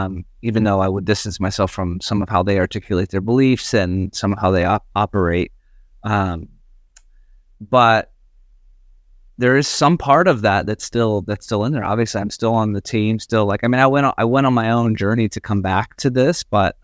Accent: the South, United States; I mean, I grew up in the South and the Baptist church in the South.

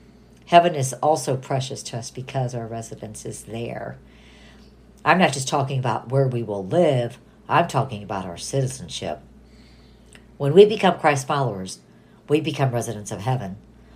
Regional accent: Toledo, Ohio, United States; born there; also born or lived in Southern California, United States; I was born in Toledo, Ohio, and I lived in Southern California. I have a United States passport

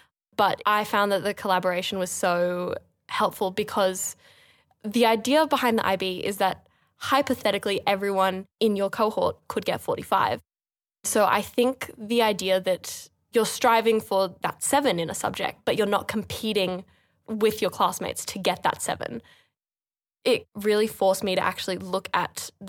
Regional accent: Sydney, New South Wales, Australia; I was born and raised in Sydney. I've always lived here, but I'm a dual US and Australian citizen. Both my parents were born in the States.

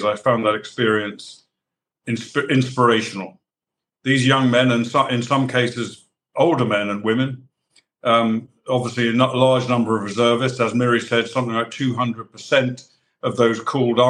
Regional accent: United Kingdom; as a British soldier

